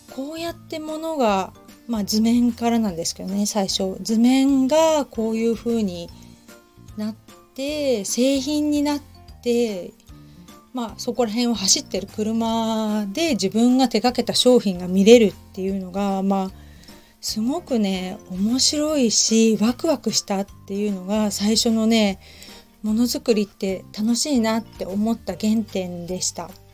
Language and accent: Japanese; Hamamatsu, Shizuoka, Japan; now in Kamakura, Japan; 地元の浜松市